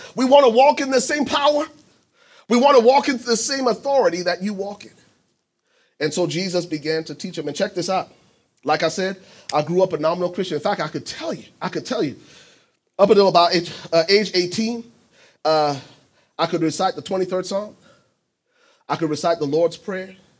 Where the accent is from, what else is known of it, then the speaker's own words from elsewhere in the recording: Liberia; moved away; I'm originally from Liberia.